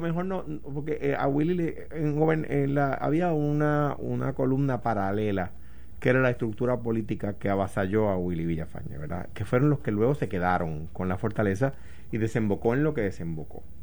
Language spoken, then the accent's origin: Spanish; Coamo, Puerto Rico; en Cuamo, de donde yo soy